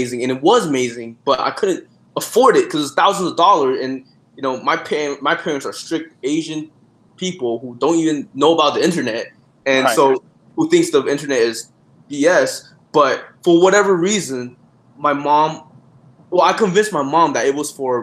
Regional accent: China; also born or lived in New York, United States; now in United States; I was born in New York, but I was raised in China. I was sent to China since I was 2 months old

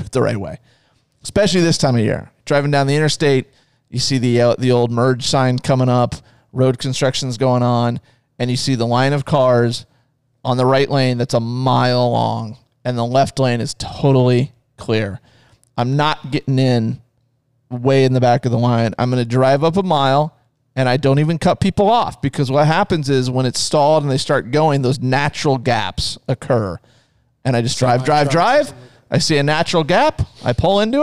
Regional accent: Ames, Iowa, United States; now in Ankeny, United States; Where I grew up in Ames, there was a house three blocks away

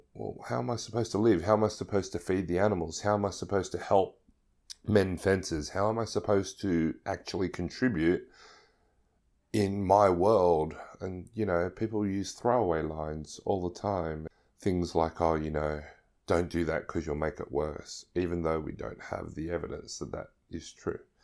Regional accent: Sydney, New South Wales, Australia; I'm from Sydney, Australia

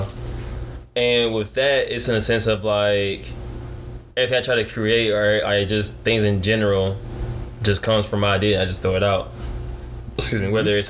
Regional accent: Michigan, United States; now in Arizona, United States; I'm from Michigan

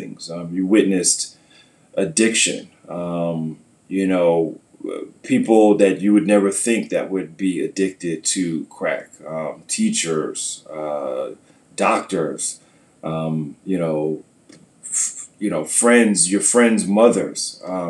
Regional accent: New York City, New York, United States; also born or lived in Syracuse, New York; I grew up in New York, Queens, New York, and Syracuse, New York

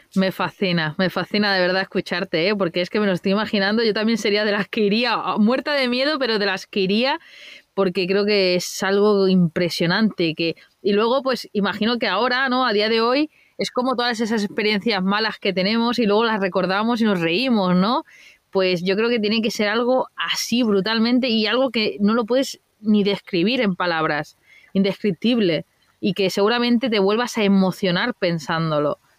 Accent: Mataró, Catalonia, Spain; en mi tierra, en Mataró, cerca de Barcelona

